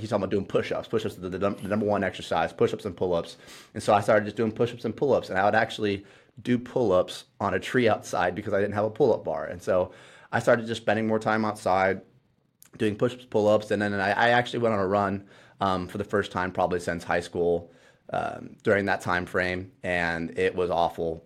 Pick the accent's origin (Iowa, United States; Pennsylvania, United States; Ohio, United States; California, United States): Ohio, United States; moved away as an adult; now in Indiana, United States; I moved out here to Indiana 'cause I grew up in Ohio